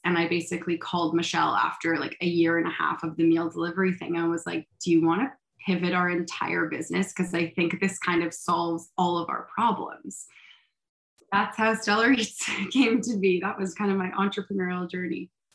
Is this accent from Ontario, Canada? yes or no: yes; Toronto, Ontario, Canada; also born or lived in Montreal; I grew up in Toronto